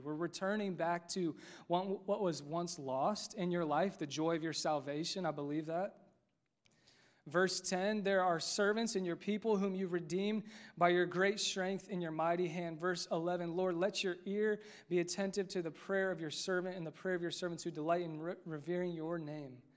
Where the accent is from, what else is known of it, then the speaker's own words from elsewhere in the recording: Westfield, Indiana, United States; I grew up here, played basketball here, K through twelve